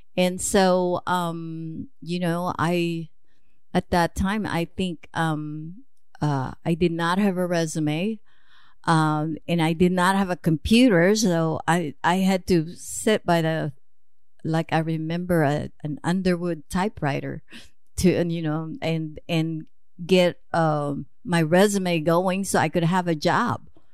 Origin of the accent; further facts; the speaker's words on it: suburb of Manila, Metro Manila, Philippines; moved away as an adult; now in United States; I was born in Manila, Philippines, actually a suburb of, uh, Manila